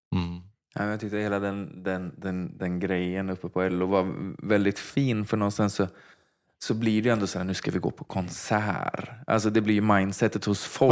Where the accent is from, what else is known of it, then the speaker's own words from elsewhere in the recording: Vargön, Västra Götaland, Sweden; Jag är uppvuxen i Vargön